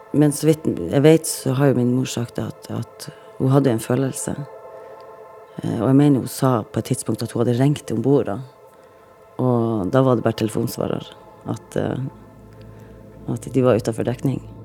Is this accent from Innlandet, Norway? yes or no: no; Reine, Nordland, Norway; Født og oppvokst på Rein i Lofoten, og jeg er 40 år.